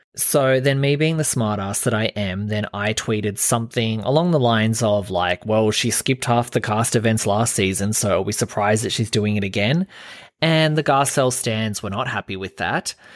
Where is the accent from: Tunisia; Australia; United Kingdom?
Australia; I'm Australian